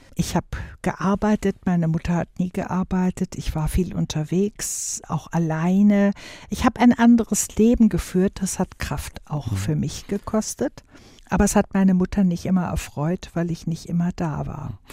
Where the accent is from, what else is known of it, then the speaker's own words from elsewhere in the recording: Wuppertal, North Rhine-Westphalia, Germany; bei uns zu Hause in Wuppertal damals bis ich zwölfeinhalb war